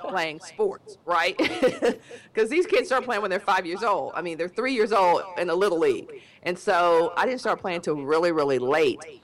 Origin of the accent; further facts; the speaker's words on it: Dallas, Texas, United States; be close to home because I'm from Dallas